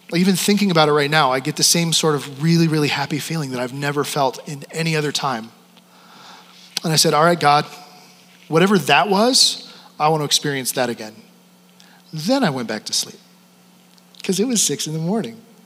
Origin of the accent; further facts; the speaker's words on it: Wyoming, United States; moved away as an adult; also born or lived in Canada; I'm from Wyoming.